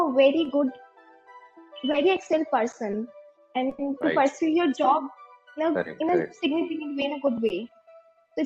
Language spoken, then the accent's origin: English; Bilaspur, Chhattisgarh, India; moved away as an adult; now in Pune, India; I am from Bilaspur, Chhattisgarh